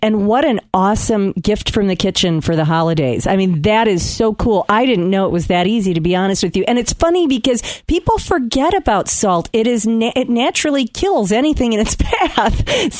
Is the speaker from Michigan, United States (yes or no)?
yes; hometown where The Forest Grill is, Michigan, United States; And I told you off air that his restaurant is actually in my hometown